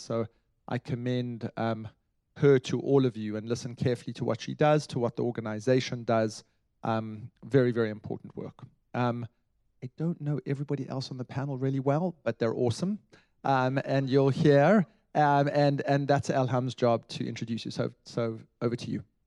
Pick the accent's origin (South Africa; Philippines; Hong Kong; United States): South Africa; I come as a South African, I come from a country which um, had a revolution